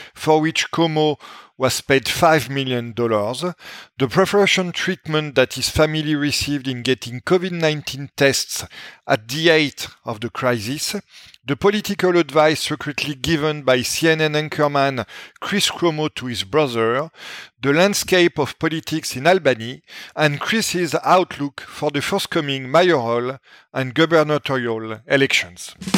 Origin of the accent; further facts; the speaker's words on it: France; accent: French; my French accent